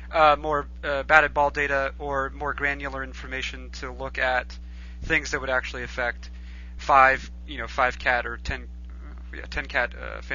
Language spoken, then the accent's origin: English; New England, United States; I am from New England, where people have where we have rules and we have civility.